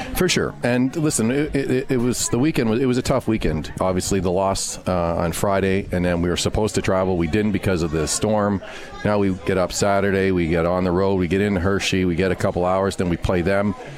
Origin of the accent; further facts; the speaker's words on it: Montreal, Quebec, Canada; I grew up in Montreal, so huge Rusty Staub Montreal Expos